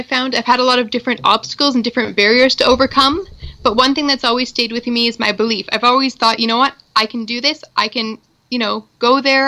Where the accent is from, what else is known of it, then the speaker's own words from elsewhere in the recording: Tillsonburg, Ontario, Canada; also born or lived in Toronto; I'm originally from the same town, Tillsonburg